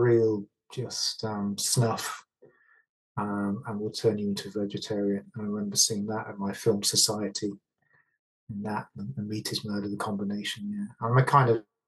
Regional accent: Stafford, West Midlands, United Kingdom; Growing up in Stafford

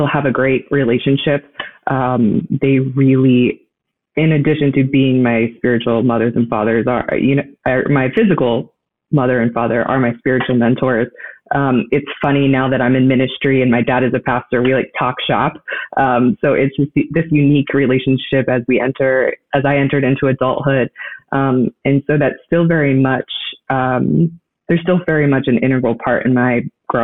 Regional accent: Florida, United States; moved away; I'm originally from Florida. And so I had the unique privilege growing up in a godly home

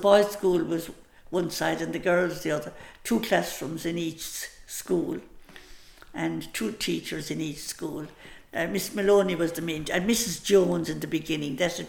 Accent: Scariff, Munster, Ireland; moved away as an adult; also born or lived in San Francisco; I was born in Scariff in 1926, October of 26.

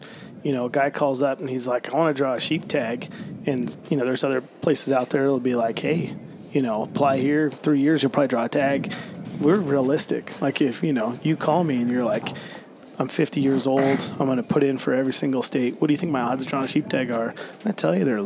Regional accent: Nevada, United States; also born or lived in Montana; now in Utah, United States; growing up in Nevada and then moving to Montana

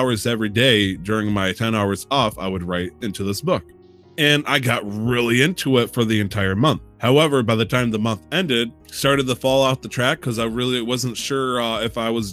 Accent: United States; as an American

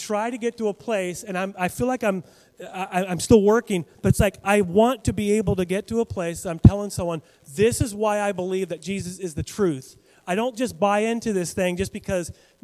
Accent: Western Washington State, United States; moved away as an adult; now in Kamiah, Idaho, United States; I was in Western Washington State

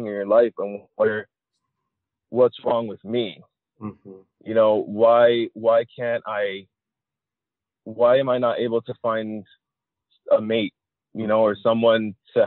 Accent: Miami, Florida, United States; I live in Miami. I grew up in Miami

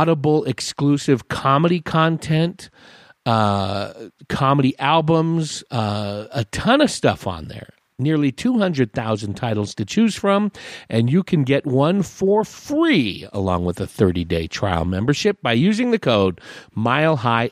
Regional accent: West Coast, United States; now in Paulden, United States; I grew up on the West Coast in the 70s

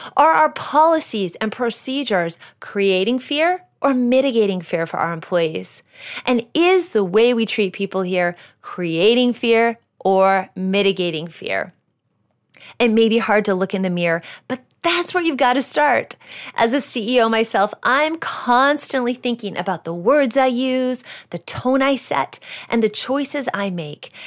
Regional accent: Iowa, United States; moved away; When I was fifteen, I got my first job, which was working at a greenhouse in my home state of Iowa. I worked there on and off throughout high school

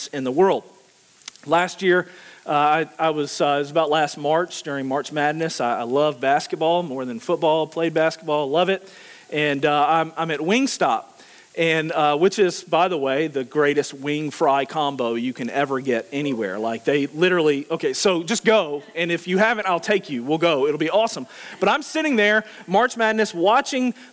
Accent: Louisiana, United States; now in Richmond, United States; I live in Richmond, but I'm originally from Louisiana

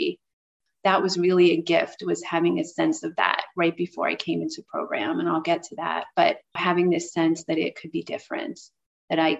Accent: New York City, New York, United States; I grew up in New York City

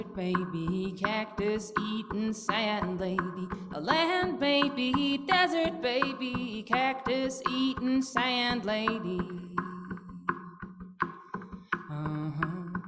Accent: New Mexico, United States; moved away; also born or lived in San Francisco; I'm from New Mexico, so I didn't quite understand the ocean

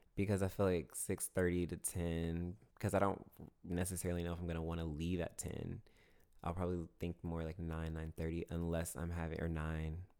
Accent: Augusta, Georgia, United States; Fort Gordon, which is the military base in my hometown

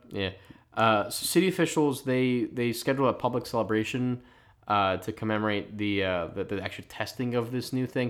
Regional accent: Philadelphia, Pennsylvania, United States; accent: Philly; my Philly accent

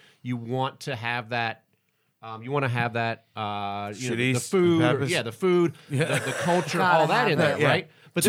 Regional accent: Texas, United States; born there; I was born in Texas.

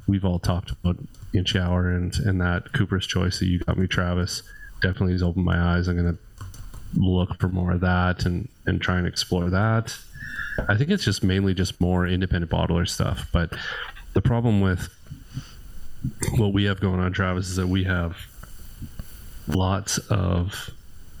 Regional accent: Sherwood Park, Alberta, Canada; we're from Sherwood Park

